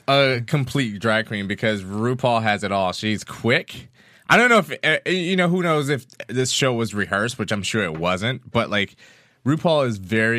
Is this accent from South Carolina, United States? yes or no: yes; South Carolina, United States; I'm South Carolina.